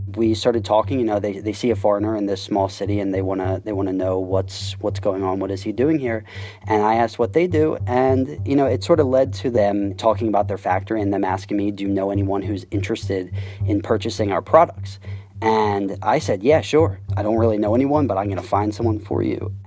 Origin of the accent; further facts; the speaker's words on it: United States; moved away as an adult; now in Shenzhen, China; I'm an American